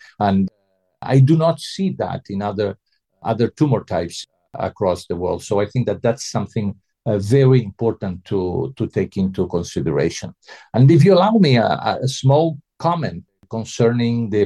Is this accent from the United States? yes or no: no; Uruguay; moved away; I'm from Uruguay originally